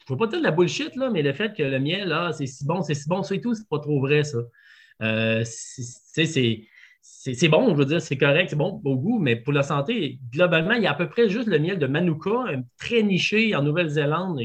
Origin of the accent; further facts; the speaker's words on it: Quebec City, Quebec, Canada; je viens de Québec. fait que j'étais vegan dans la région de Québec quand j'avais 17 ans